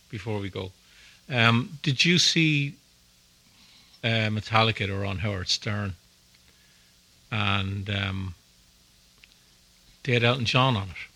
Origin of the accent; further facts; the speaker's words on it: Ireland; I grew up in Ireland in that time